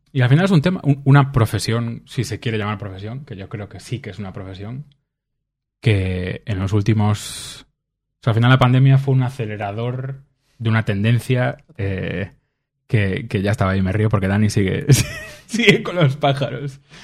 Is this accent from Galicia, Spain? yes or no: yes; Vigo, Galicia, Spain; yo soy de Vigo